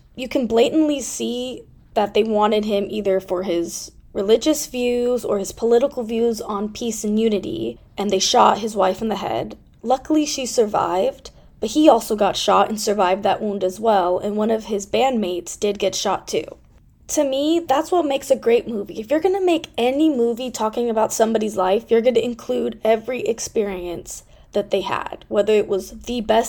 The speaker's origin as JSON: {"language": "English", "area": "Bay Area", "region": "California", "country": "United States", "tie": "born or raised there", "said": "I was born and raised in the Bay Area, and I come from a theatrical background."}